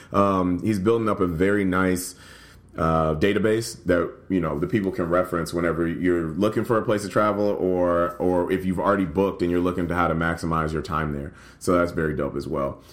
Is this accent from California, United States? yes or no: no; Nashville, Tennessee, United States; also born or lived in Louisville, Kentucky; now in Chicago, United States; I'm from Nashville, grew up in Nashville and Louisville, and now I live in Chicago